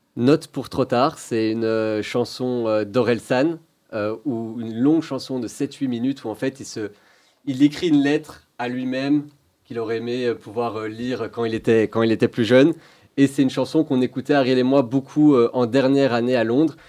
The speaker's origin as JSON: {"language": "French", "country": "Belgium", "tie": "born or raised there", "moved": "as an adult", "said": "j'ai grandi en Belgique"}